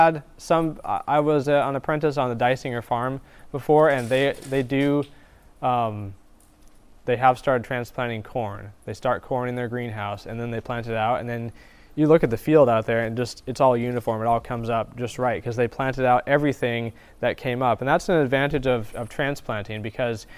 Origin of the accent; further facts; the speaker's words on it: the Northwest, Pacific Northwest, United States; now in Florida, United States; I'm originally from the Northwest